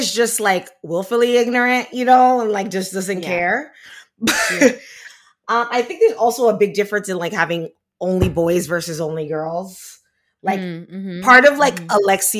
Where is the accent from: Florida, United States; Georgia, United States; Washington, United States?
Florida, United States; Miami; I grew up in Miami